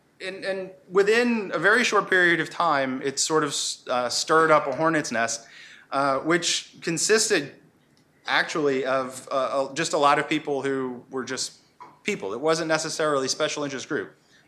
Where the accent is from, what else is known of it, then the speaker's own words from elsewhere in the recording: Louisiana, United States; I'm from Louisiana, so I actually was living in Louisiana when this happened.